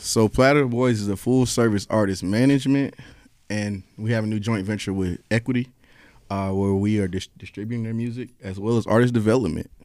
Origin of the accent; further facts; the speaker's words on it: Raleigh, North Carolina, United States; moved away as an adult; now in Atlanta, United States; I'm from North Carolina originally